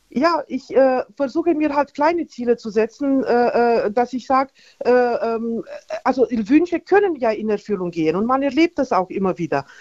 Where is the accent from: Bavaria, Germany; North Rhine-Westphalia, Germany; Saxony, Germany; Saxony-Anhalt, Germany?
Bavaria, Germany; Nuremberg; bin aus Nürnberg